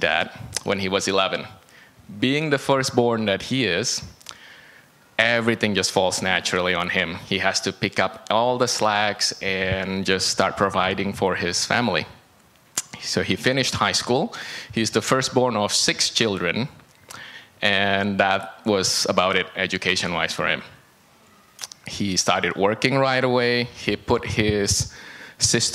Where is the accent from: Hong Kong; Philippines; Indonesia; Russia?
Indonesia; moved away as an adult; also born or lived in Beijing, China; now in Canada; I grew up in Indonesia. I was in Indonesia until I was 18